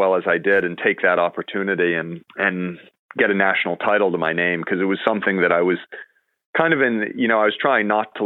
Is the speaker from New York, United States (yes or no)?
yes; New York City, New York, United States; also born or lived in Hartford, Connecticut; growing up in Manhattan there 20 years ago